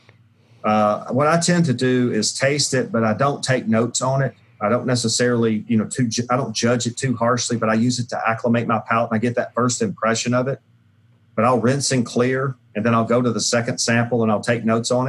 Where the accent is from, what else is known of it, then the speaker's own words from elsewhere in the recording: Jackson, Tennessee, United States; I made Pringles potato chips and in my hometown of Jackson